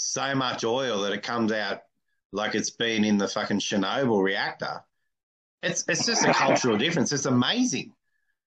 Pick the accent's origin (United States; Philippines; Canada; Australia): Australia; I'm Australian.